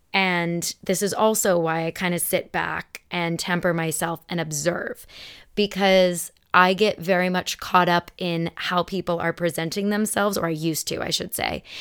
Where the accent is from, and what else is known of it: Arizona, United States; born or raised there; also born or lived in Elmhurst, Illinois